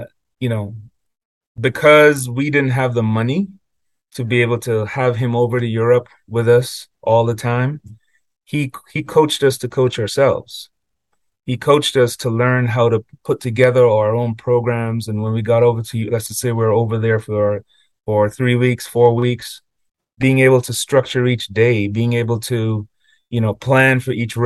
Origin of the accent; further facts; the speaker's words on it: Cayman Islands; moved away; when I grew up in Cayman, my family was a family of teachers